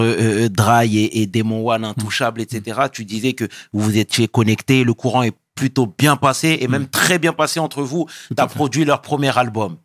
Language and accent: French; Senegal; je suis sénégalais